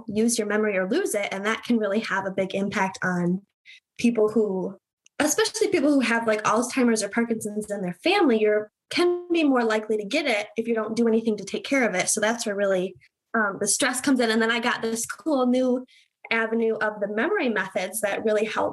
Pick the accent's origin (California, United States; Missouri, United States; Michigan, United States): Michigan, United States; So I'm in Michigan. I've been born and raised in Michigan